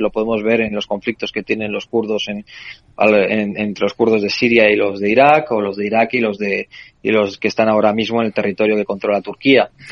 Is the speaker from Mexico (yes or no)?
no; Spain; como español